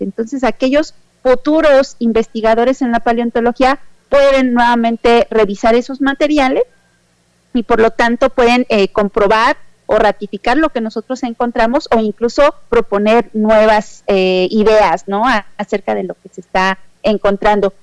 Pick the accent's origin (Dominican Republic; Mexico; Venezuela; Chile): Mexico; yo vengo de México